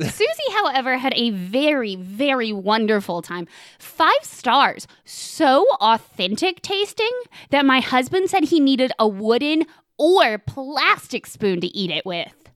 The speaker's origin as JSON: {"language": "English", "town": "Knoxville", "region": "Tennessee", "country": "United States", "tie": "born or raised there", "moved": "yes", "said": "the city I consider my hometown"}